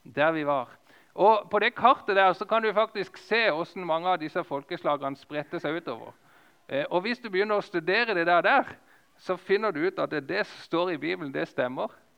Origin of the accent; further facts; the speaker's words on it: Lista, Agder, Norway; moved away; på lista nesten der som jeg kommer ifra